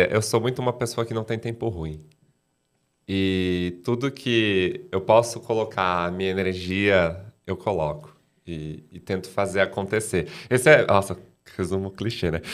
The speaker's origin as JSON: {"language": "Portuguese", "town": "Cerquilho", "region": "São Paulo", "country": "Brazil", "tie": "born or raised there", "also_born_or_lived": "Piracicaba", "moved": "yes", "said": "nasci, morei lá, fiquei lá, estudei lá"}